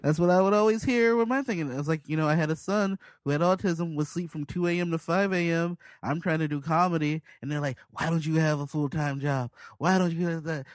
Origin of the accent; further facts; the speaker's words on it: Chicago, Illinois, United States; moved away; also born or lived in Portland; I'm from Southside Chicago